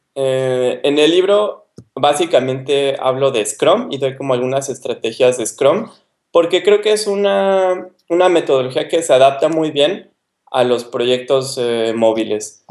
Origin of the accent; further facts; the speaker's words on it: Mexico City, Mexico; moved away as an adult; also born or lived in Ensenada, Mexico; now in Poland; yo soy del DF, estudié en, en, la UNAM